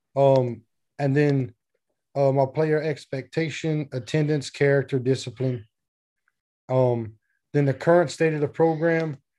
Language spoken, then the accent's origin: English; South Louisiana, United States; I'm from Louisiana